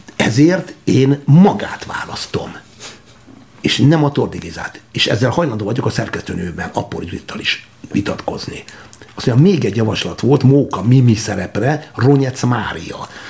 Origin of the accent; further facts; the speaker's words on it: Györköny, Tolna, Hungary; egy győrkönyi lakodalomban Tolna megyében, nagy dolog utáni csodálatos homoki borok falujában sváb parasztok között és magyar parasztok között nevelődtem